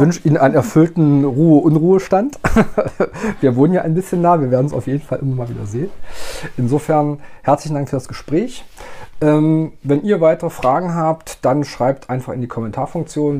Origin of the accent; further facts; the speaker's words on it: Magdeburg, Saxony-Anhalt, Germany; ich bin gebürtiger Magdeburger, Magdeburger Kind, wäre ich getauft worden, wäre es Elbwasser gewesen